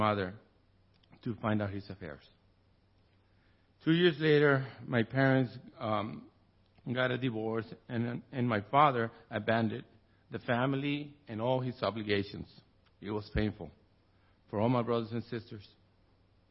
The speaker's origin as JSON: {"language": "English", "town": "Tijuana", "region": "Baja California", "country": "Mexico", "tie": "born or raised there", "said": "I was born and raised in Tijuana, Mexico"}